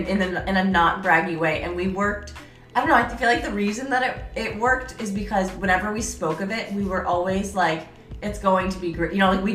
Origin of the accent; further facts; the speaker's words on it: upstate New York, United States; moved away as an adult; now in San Diego, United States; So I'm from New York, but like upstate New York, and I've always felt a calling to the city.